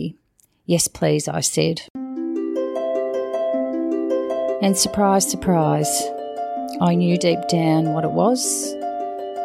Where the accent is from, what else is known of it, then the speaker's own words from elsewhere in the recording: Geelong, Victoria, Australia; work part-time in one of the oncology wards in my hometown of Geelong